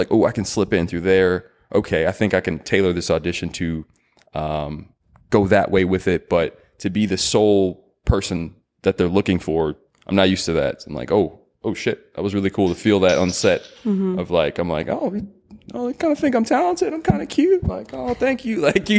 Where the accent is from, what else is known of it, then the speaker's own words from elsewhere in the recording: Irving, Texas, United States; I grew up in Irving, and there's this cool spot called New York Pizza Pasta. Off of MacArthur, what else is over there? By my old middle school, Barbara Bush Middle School.